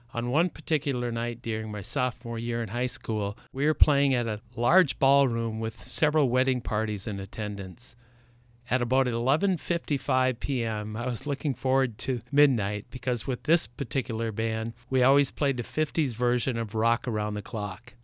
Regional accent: Saint Joseph, Minnesota, United States; I grew up in Saint Joseph, Minnesota

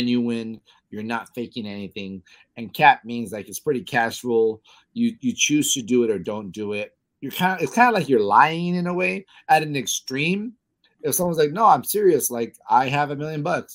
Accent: Los Angeles, California, United States; born or raised there

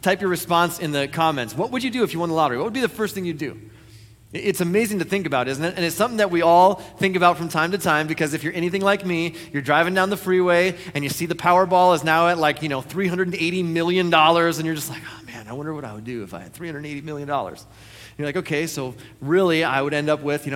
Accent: United States; I was born in the United States of America.

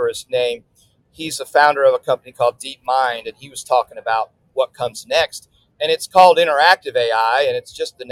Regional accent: New Orleans, Louisiana, United States; I'm based in New Orleans

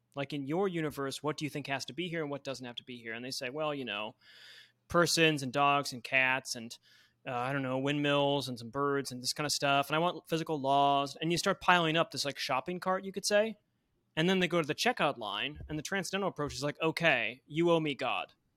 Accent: Buffalo, New York, United States; moved away; I grew up in Buffalo, New York

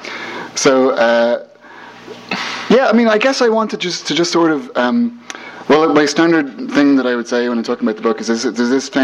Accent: Ireland

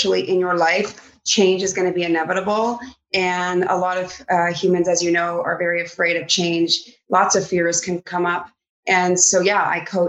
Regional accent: Vancouver Island, British Columbia, Canada; I grew up over on Vancouver Island

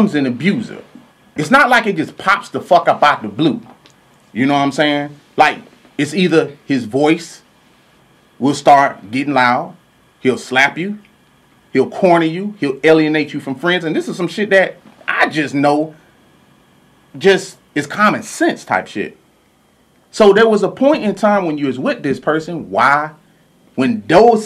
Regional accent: Louisiana, United States; I'm from Louisiana

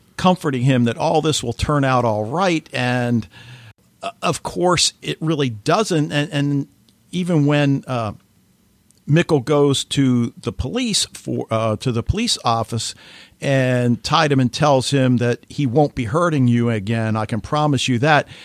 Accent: United States; as an American

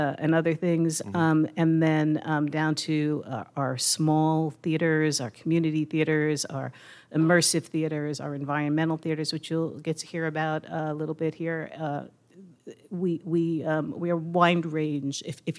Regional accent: Brooklyn, New York, United States; moved away as an adult; now in Pittsburgh, United States; No, I'm from Brooklyn, I came here when I was 22.

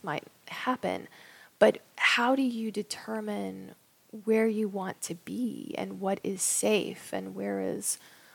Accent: Raleigh, North Carolina, United States; moved away; I'm from Raleigh, North Carolina, and I'm most likely going to be moving back there.

